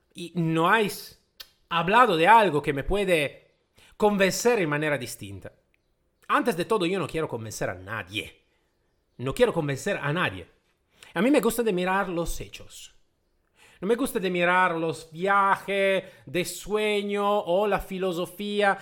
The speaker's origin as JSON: {"language": "Spanish", "country": "Italy", "tie": "born or raised there", "first_language": "Italian", "second_language": "Spanish", "said": "yo soy de origen eh, itálica, ¿vale? El mi idioma madre es el italiano."}